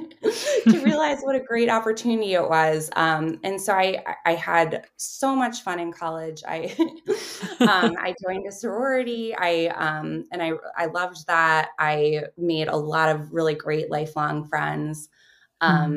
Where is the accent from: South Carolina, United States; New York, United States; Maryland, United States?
Maryland, United States; Baltimore; I grew up in Baltimore, Maryland.